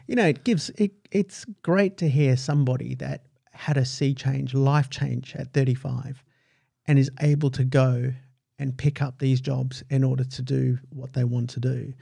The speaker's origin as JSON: {"language": "English", "country": "United Kingdom", "tie": "born or raised there", "moved": "yes", "lives_now": "Australia", "said": "I was born in the United Kingdom"}